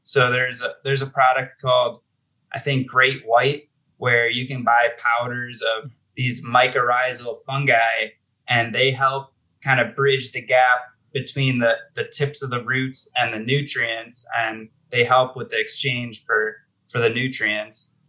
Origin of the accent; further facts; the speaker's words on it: Buffalo, New York, United States; moved away as an adult; now in Colorado, United States; I'm originally from Buffalo, New York.